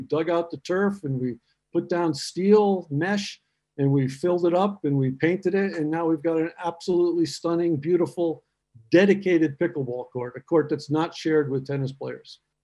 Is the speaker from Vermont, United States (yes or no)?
yes; Vermont, United States; moved away as an adult; also born or lived in Free State, South Africa; now in South Africa; my wife and I are from Vermont in the United States